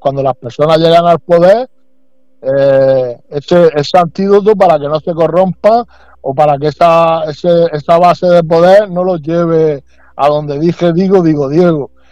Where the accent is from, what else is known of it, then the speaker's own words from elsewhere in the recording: Region of Murcia, Spain; como murcianos que somos